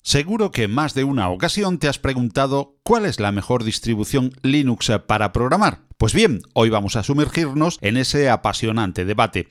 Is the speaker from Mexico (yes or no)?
no; Andalusia, Spain; soy andaluz